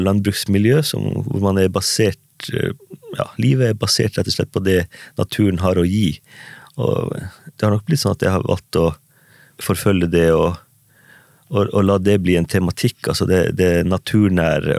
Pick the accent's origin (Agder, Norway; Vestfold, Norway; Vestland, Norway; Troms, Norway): Troms, Norway; Manndalen; levd mine første år i barndomshjem og i hjembygda mi Mandalen, Olmaivegi